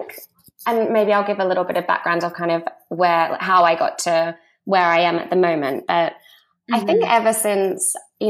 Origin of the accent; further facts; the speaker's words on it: Australia; moved away as an adult; also born or lived in Sydney, Australia / New York, United States; now in London, United Kingdom; I'm Australian and I'm 29. I actually moved to London when I was 20 and then moved back to Sydney for a few years